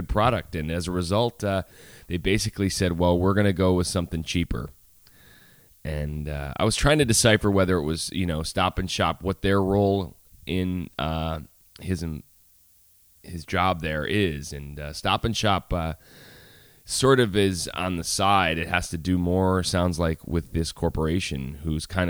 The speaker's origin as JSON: {"language": "English", "town": "Syracuse", "region": "New York", "country": "United States", "said": "I'm a honky from Syracuse."}